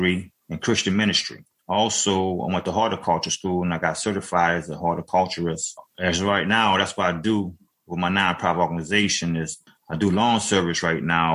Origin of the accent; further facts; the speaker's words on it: New Orleans, Louisiana, United States; now in Avondale, United States; from 9 years old on, because I grew up in New Orleans in Seven Ward.